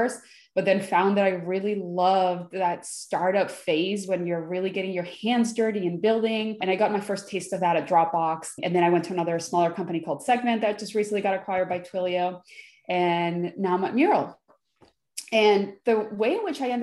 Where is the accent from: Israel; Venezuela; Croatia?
Venezuela; now in United States; I was born in Venezuela. And then as the country started getting a little bit politically unstable, we decided to leave and we came to the United States. So I've been here in the United States since 95.